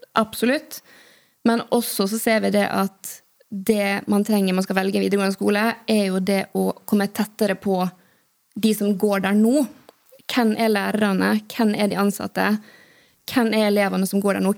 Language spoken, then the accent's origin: Norwegian; Western Norway, Norway; moved away; Jeg kommer fra Vestlandet